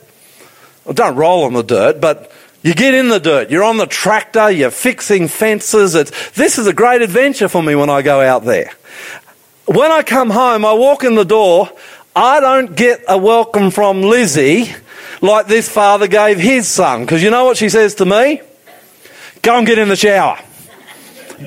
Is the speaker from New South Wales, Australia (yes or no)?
no; Queensland, Australia; moved away; I'm a Queenslander.